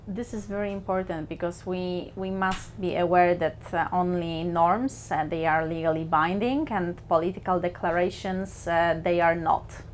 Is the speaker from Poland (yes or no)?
yes; Poland; moved away as an adult; also born or lived in New Zealand; now in Bergen, Norway; I was born in Poland but I work as an international lawyer, so I travel the world